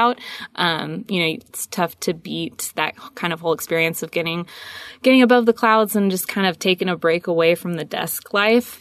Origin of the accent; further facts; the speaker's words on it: San Diego, California, United States; moved away as an adult; also born or lived in Whidbey Island, Washington; I'm originally from San Diego. Um, grew up there